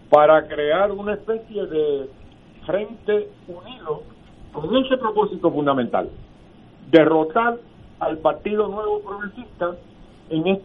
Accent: Puerto Rico

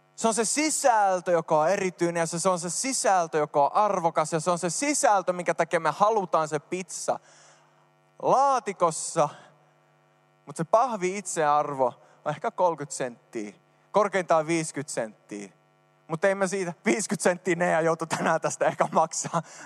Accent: Sweden; now in Finland; mä oon syntynyt Ruotsissa

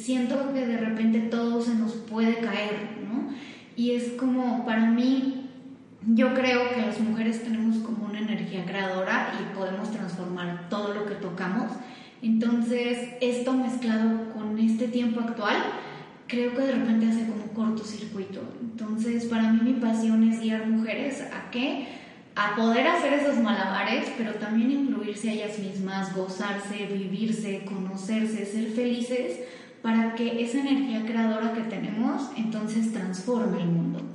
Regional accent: Mexico; also born or lived in Switzerland; soy mitad mexicana y mitad suiza

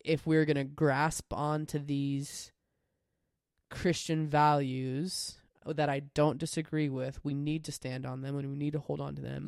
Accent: United States; I'm a reasonably proud American

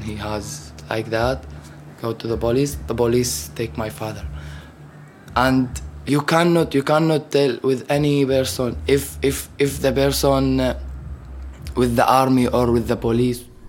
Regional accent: Damascus, Damascus Governorate, Syria; English is a second language; moved away as an adult; I'm from Syria, from Damascus.

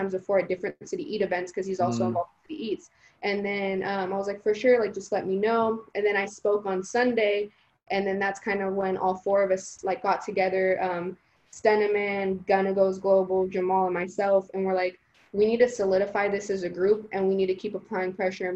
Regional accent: the Bay Area, California, United States; first language Spanish; English is a second language; also born or lived in Guatemala; I'm from the Bay. This is my community.

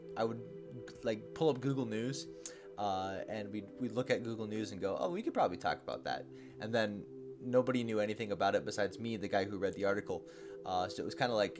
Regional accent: Midwest, United States; I'm from the Midwest

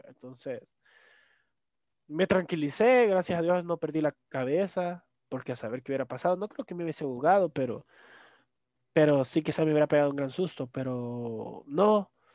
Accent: El Salvador; mis papás son full salvadoreños

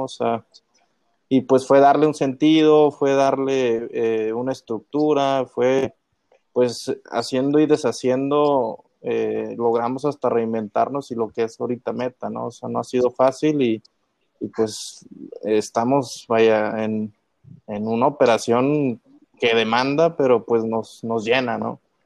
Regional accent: Saltillo, Coahuila, Mexico; donde soy yo, de Saltillo

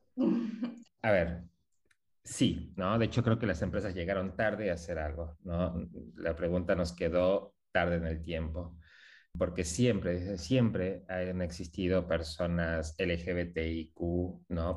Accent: Mexico; now in Buenos Aires, Argentina; soy mexicano, hace también muchos años viviendo acá en Argentina

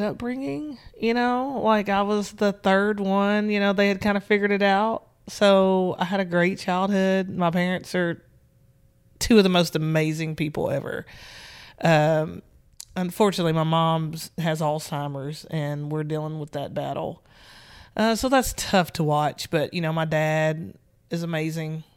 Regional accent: Nashville, Tennessee, United States; I'm from Nashville, Tennessee, born and raised.

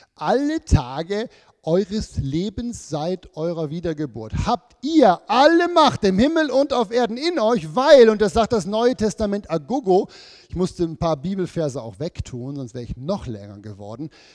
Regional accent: Switzerland; wir sind ja als Schweizer oder Leute im Westen

